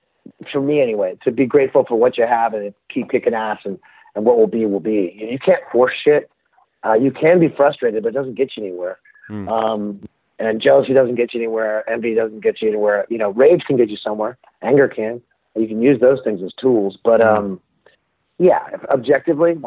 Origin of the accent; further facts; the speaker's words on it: Palo Alto, California, United States; moved away; also born or lived in Melbourne, Australia; I'm from Palo Alto